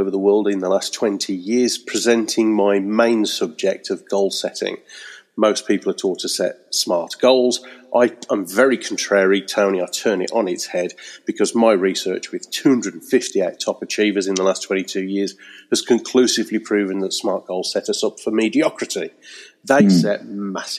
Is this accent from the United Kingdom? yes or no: yes; Birmingham, West Midlands, United Kingdom; moved away as an adult; also born or lived in Wednesbury; now in Eccleshall, United Kingdom; I'm originally a Brummie from Birmingham, but now I escaped the smoke and I live in the rural Staffordshire countryside